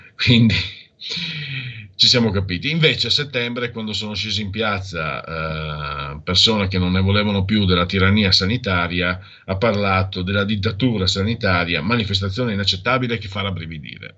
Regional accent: Italy; dalle mie parti Eh, io vengo, sono a Friul Veneto, ho un muso duro, beretta fraccata

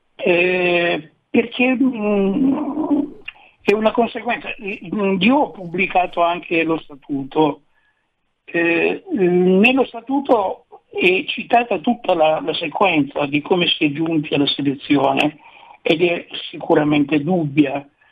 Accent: Turin, Piedmont, Italy; Io sono di Torino

